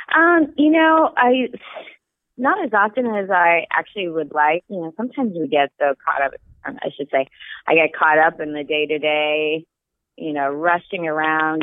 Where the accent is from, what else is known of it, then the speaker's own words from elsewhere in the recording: northern Saskatchewan, Canada; now in San Francisco, United States; I actually grew up in northern Saskatchewan